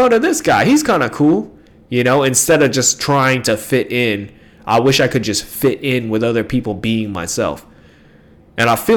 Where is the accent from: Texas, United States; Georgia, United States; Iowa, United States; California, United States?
California, United States; I come from California